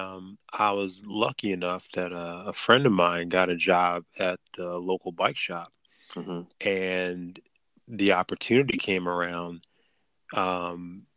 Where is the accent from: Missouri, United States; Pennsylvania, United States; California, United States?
Pennsylvania, United States; Philadelphia; moved away as an adult; now in Maryland, United States; So I'm originally from Philly. Was born in like North Philly, and family's still up there. And then I moved actually out to the county right outside of Philly.